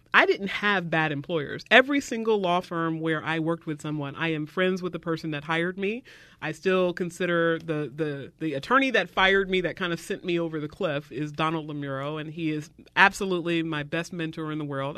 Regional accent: the South, United States; I was raised in the South

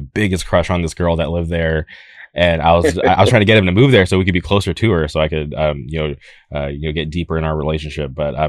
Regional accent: Palm Springs, California, United States; moved away as an adult; now in Anaheim, United States; I originally grew up in like the Palm Springs area

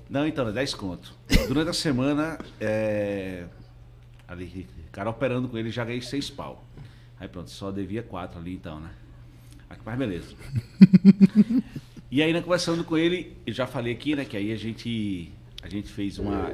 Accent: Northeast Region, Brazil; eu sou do Nordeste lá, vivo lá naquele

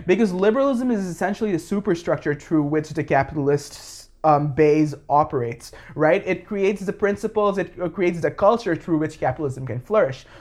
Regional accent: Bangladesh; I'm from Bangladesh, born and raised, uh, grew up there.

